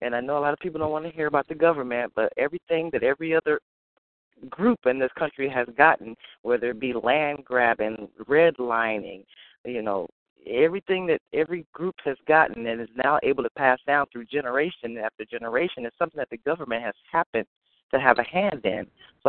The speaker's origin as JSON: {"language": "English", "town": "Tulsa", "region": "Oklahoma", "country": "United States", "tie": "born or raised there", "said": "It's odd because I was born in Tulsa, Oklahoma in 1974. So we kind of grew up in the shadow of, you know, everything that happened through the civil rights movement"}